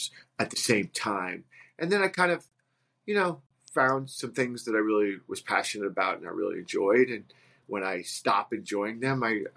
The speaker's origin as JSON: {"language": "English", "town": "Livingston", "region": "New Jersey", "country": "United States", "tie": "born or raised there", "said": "I grew up in New Jersey in Essex County in a town called Livingston"}